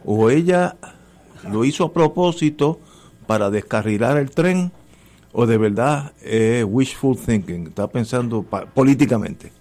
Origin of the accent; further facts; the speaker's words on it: Puerto Rico; Yo, puertorriqueño